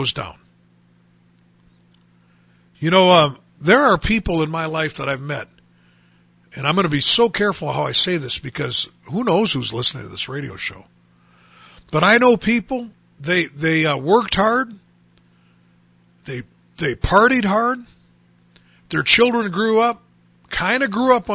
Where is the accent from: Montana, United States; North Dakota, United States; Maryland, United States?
North Dakota, United States; Bismarck; now in Dickinson, United States; growing up in Bismarck, North Dakota